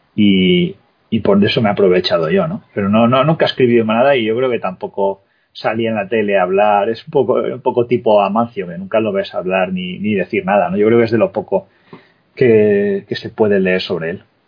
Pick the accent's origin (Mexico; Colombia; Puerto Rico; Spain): Spain; nosotros, que somos españoles